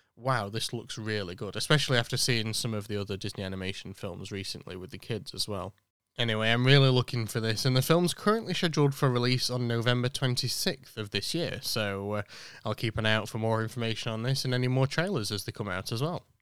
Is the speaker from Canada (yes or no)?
no; United Kingdom; born or raised there